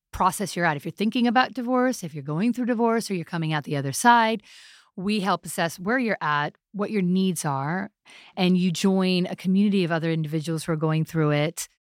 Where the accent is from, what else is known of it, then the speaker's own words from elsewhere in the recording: New York City, New York, United States; I'm a half Pakistani, half Italian, born in New York City